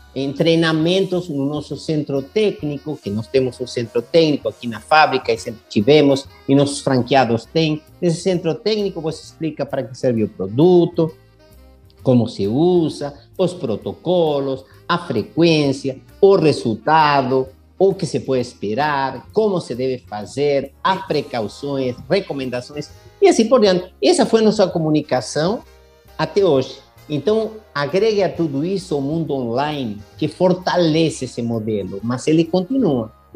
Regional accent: Buenos Aires, Argentina; moved away; eu sou argentino e em Buenos Aires, onde eu nasci

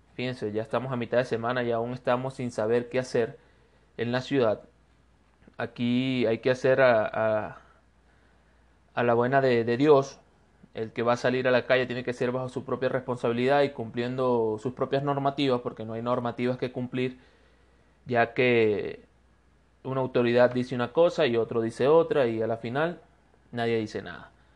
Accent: Venezuela; moved away as an adult; now in Cuenca, Ecuador; soy un venezolano de Ecuador

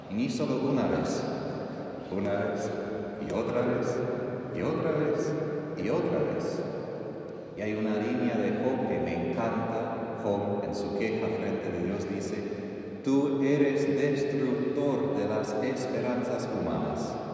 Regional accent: Texas, United States; Spanish is a second language; moved away; soy de Texas, bueno, yo montaba caballos mucho cuando era joven, adolescente.

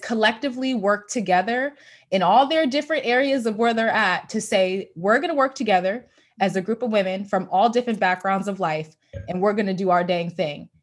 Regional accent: United States; I'm a African-American person living in America who's born here

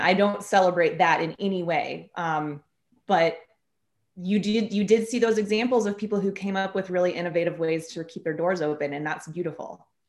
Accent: Kansas City, Missouri, United States; I'm from Kansas City and I've lived in Kansas City most of my life

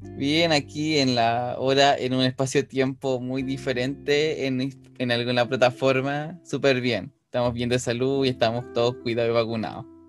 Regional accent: Rancagua, O'Higgins, Chile; soy oriundo de Rancagua

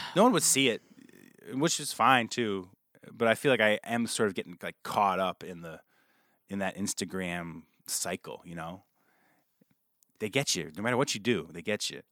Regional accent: New Paltz, New York, United States; I grew up outside of New Paltz

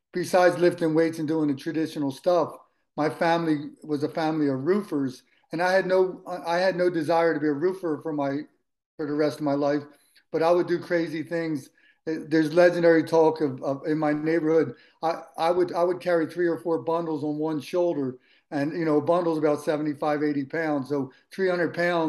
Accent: Philadelphia, Pennsylvania, United States; I grew up in Philadelphia

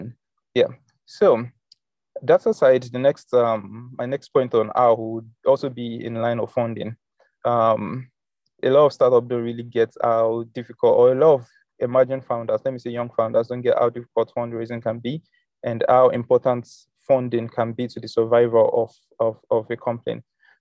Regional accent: South Africa; Like, I'm a South African, I can sign up on HostNowNow and get a domain name

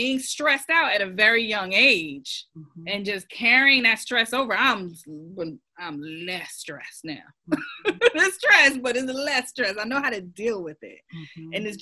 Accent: New Jersey, United States; moved away as an adult; now in Rock Hill, United States; I live in Rock Hill, South Carolina currently, but I'm a transplant from New Jersey, born and raised

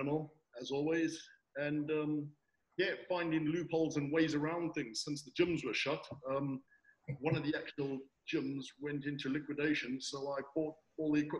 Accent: South Africa; moved away as an adult; now in Devon, United Kingdom; I'm originally from South Africa, born and bred

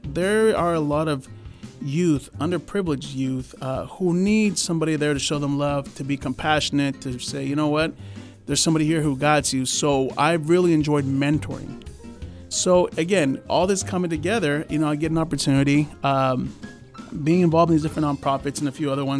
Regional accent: California, United States; So, you know, I was born in Kern Medical. Shout out to Kern Medical. Mm-hmm. I lived the first years of my life on Flower Street.

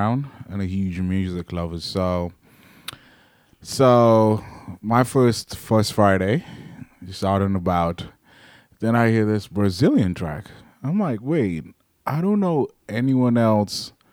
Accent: Kenya; now in Kansas City, United States; I'm like, Kenya

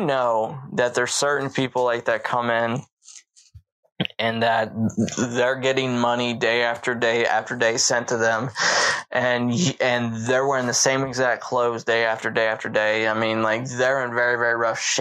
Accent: Baltimore, Maryland, United States; moved away; also born or lived in the South (US); I grew up in Baltimore, Maryland.

